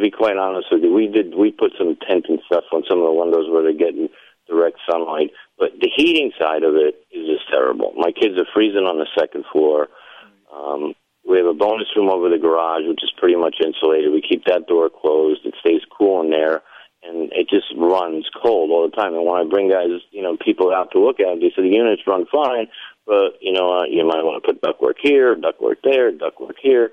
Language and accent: English; Vermont, United States; moved away; I grew up in Vermont